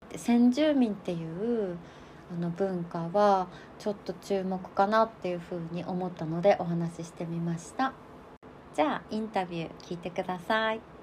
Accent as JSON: {"language": "Japanese", "town": "Nemuro", "region": "Hokkaido", "country": "Japan", "tie": "born or raised there", "said": "私根室っていうとこの出身なんだけど"}